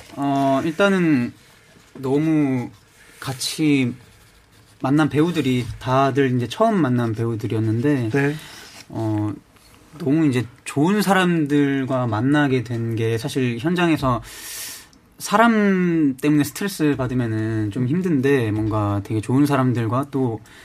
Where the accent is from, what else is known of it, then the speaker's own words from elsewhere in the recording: Gyeongsan, North Gyeongsang, South Korea; 제가 그 시, 시골 경산 출신이어가지고